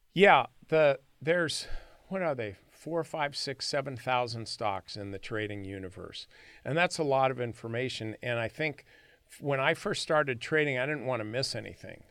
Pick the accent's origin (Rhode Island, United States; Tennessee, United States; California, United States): California, United States; San Joaquin Valley; I grew up in the San Joaquin Valley